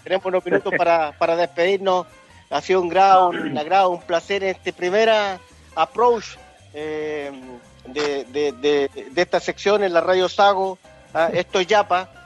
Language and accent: Spanish; Chile; yo soy chileno